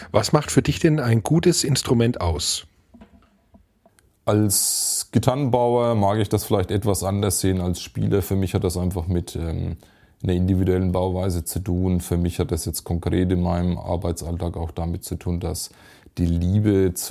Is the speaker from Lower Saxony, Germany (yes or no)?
no; Kirchlauter, Bavaria, Germany; nicht so weit weg von meinem Heimatort hier in Kichlauder, gut 25 Kilometer entfernt.